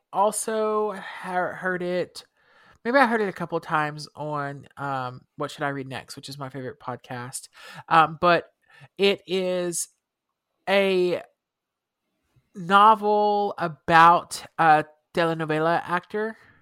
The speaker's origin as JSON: {"language": "English", "country": "United States", "said": "we're American, so we don't use the metric system"}